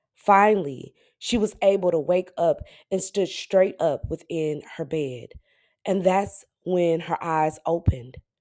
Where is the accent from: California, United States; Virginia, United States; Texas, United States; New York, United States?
Texas, United States; Dallas; I'm from Dallas, Texas, but my parents are from Flint